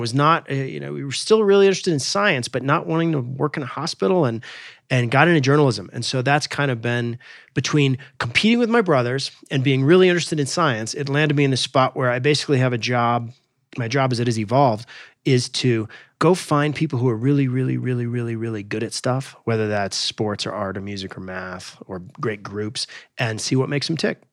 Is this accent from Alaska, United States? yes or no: yes; Alaska, United States; I grew up in Alaska